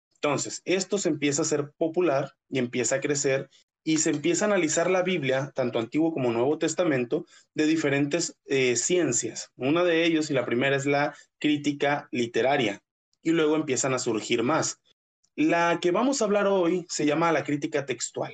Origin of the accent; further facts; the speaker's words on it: northern Mexico, Mexico; Soy norteño, norte totalmente